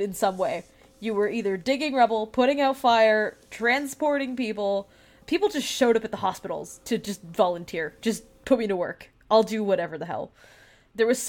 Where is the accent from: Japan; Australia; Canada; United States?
Canada; Moncton, New Brunswick; also born or lived in Sackville, New Brunswick; now in Halifax, Canada; my hometown. I am from Moncton